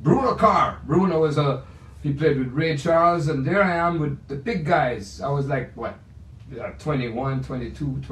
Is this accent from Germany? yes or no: no; Kingston, Jamaica; now in United States; the Jamaica that I remember is my home where I was raised up. Kingston, Jamaica